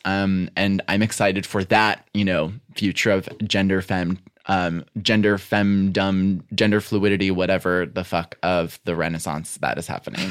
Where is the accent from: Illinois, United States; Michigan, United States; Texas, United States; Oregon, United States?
Illinois, United States; Western Springs; also born or lived in South Side, Chicago; I was born on the South Side okay. um, and, and was there until I was like five or six. Then we moved into Western Springs.